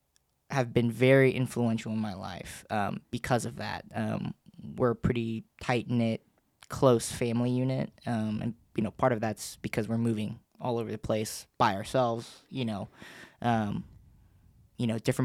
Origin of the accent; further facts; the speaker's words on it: Los Angeles, California, United States; born there; So I'm not originally from Knoxville. I was born in L.A., My whole family, both sides, you know, mother's side, father's side, they're all still in L.A.